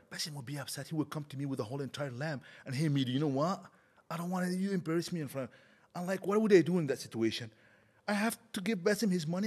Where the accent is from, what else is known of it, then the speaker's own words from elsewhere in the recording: Egypt; moved away as an adult; now in Canada; I grew up now in Egypt